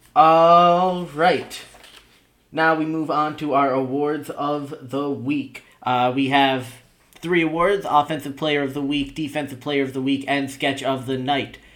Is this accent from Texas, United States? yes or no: no; New York City metropolitan area, United States; growing up in the New York City metropolitan area